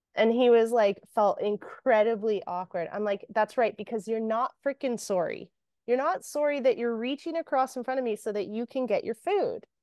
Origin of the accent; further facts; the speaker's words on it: Canada; we're Canadian. So a lot of what we hear is um, that, you know, sorry. And anyone that's not from Canada is going to laugh at the way I say sorry